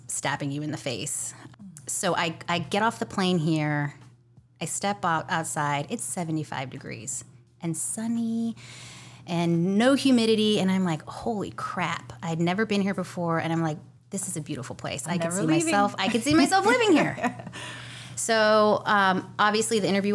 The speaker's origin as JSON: {"language": "English", "area": "right outside of San Francisco", "region": "California", "country": "United States", "tie": "born or raised there", "also_born_or_lived": "Washington, D.C. / Memphis / Chicago", "moved": "as an adult", "lives_now": "Florida, United States", "said": "I'm a Cali girl through and through, born and bred right outside of San Francisco"}